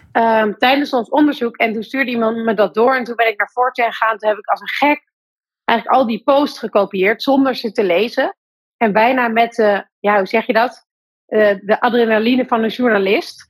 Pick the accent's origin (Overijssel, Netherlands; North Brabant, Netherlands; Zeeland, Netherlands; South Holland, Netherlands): North Brabant, Netherlands; Breda; Breda, waar ik geboren ben